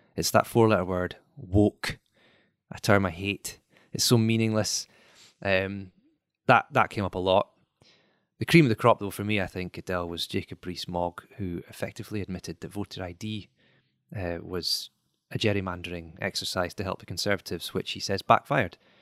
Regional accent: near Aberdeen, North East Scotland, United Kingdom; I grew up in the Northeast and my last bus home to the Sticks was about five thirty.

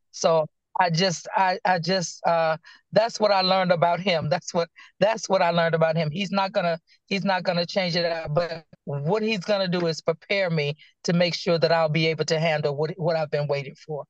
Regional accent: Danville, Virginia, United States; now in Clayton, United States; I am originally from Danville, Virginia. I currently reside in Clayton, North Carolina

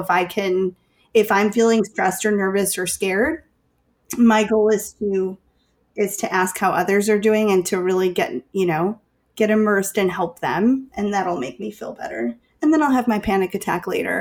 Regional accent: Chicago, Illinois, United States; I'm from Chicago

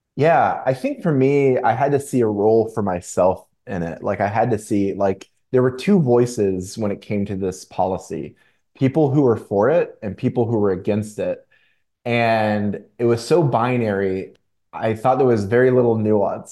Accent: Chattanooga, Tennessee, United States; also born or lived in Florida; I was born in Florida. I grew up in Tennessee. Tennessee is what I consider to be my home, Chattanooga, Tennessee in particular

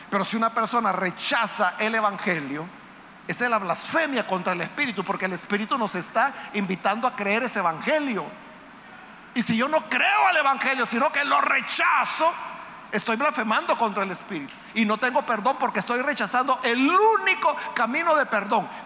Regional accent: El Salvador; La mayoría de los que estamos acá somos salvadoreños. Pero es posible que haya guatemaltecos, hondureños aquí en medio nuestro. Nicaragüenses. Hay muchos nicaragüenses que vienen a trabajar acá al Salvador.

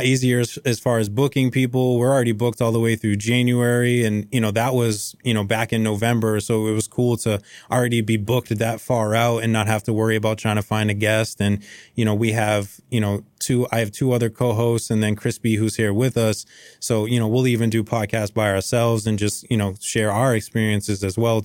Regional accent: Lowell, Massachusetts, United States; I was born and raised in Lowell, Mass

